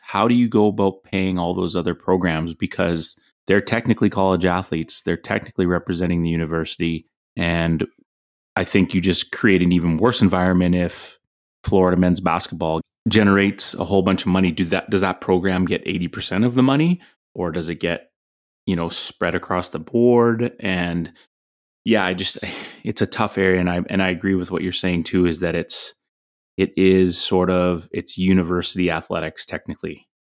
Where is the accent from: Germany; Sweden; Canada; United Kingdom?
Canada; Fraser Valley, British Columbia; Growing up in the Fraser Valley, playing at Terry Fox, you know Pitt Meadows being a rival